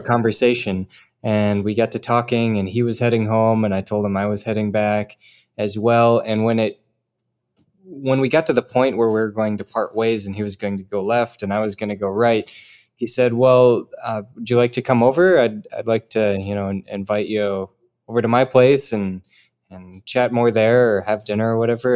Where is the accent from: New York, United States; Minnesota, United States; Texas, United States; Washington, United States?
Minnesota, United States; Rochester; moved away; I'm from Rochester, Minnesota, home of the Mayo Clinic